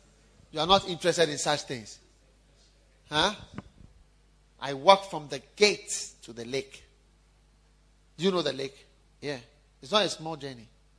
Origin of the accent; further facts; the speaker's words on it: Osu, Greater Accra, Ghana; And I come from Osu.